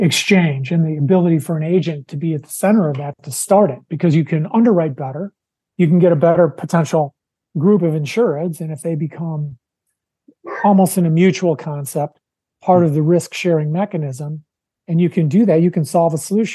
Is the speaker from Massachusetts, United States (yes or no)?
no; Wisconsin, United States; Wisconsin, my home state